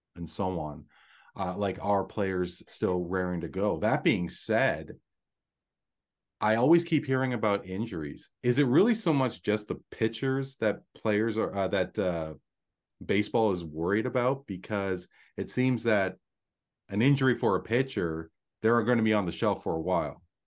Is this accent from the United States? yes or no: no; Canada; from my perspective as a Canadian